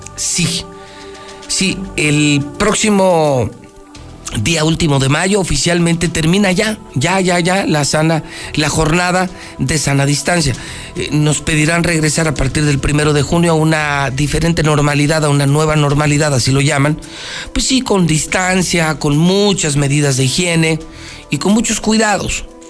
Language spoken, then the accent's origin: Spanish; Aguascalientes, Mexico; los ciudadanos de Aguascalientes somos la vergüenza de México